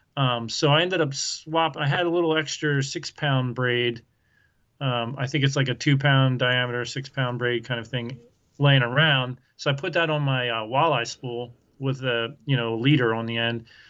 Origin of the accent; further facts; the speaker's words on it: Southeast Pennsylvania, United States; moved away as an adult; now in Iowa, United States; I grew up in Southeast Pennsylvania